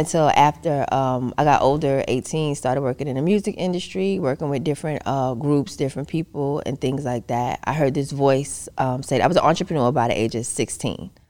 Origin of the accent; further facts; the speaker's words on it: New York City, New York, United States; moved away as an adult; I'm originally from Queens, New York